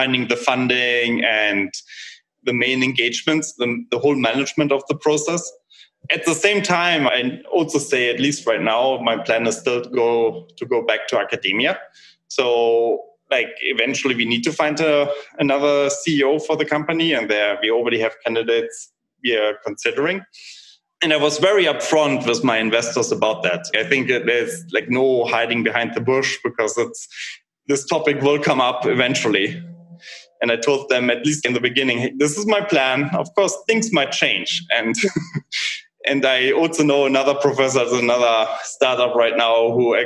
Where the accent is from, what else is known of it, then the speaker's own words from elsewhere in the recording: Germany; moved away as an adult; now in United States; So I'm originally from Germany